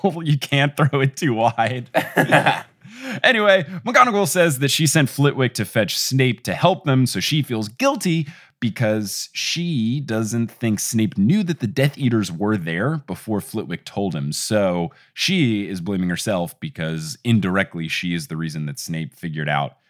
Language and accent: English; United States